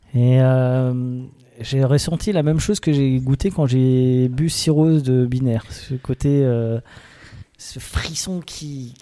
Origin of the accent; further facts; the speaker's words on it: Alsace, Grand Est, France; on est des Alsaciens